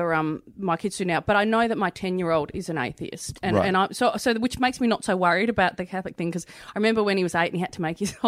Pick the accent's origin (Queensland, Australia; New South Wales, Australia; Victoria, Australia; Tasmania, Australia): Victoria, Australia; Melbourne; I grew up in Melbourne, in Hampton, and we were like Brighton's poor cousin